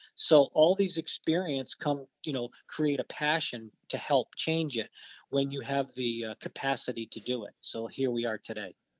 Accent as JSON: {"language": "English", "town": "Barrington", "region": "Rhode Island", "country": "United States", "tie": "born or raised there", "said": "I grew up in uh, Barrington, Rhode Island."}